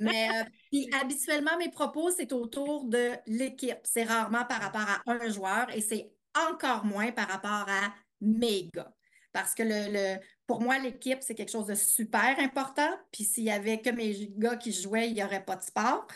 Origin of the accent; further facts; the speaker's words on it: Eastern Townships, Quebec, Canada; moved away as an adult; also born or lived in Montreal; j'ai grandi en Estrie